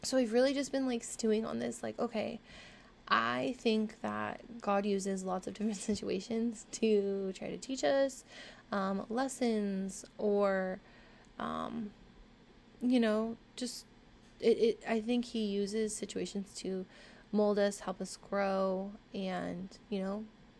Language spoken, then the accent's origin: English; Orange County, Southern California, United States; I've lived in Southern California my entire life. So I feel like I am very well rounded in regards to like being able to live around a lot of diversity, I guess. Like growing up in Orange County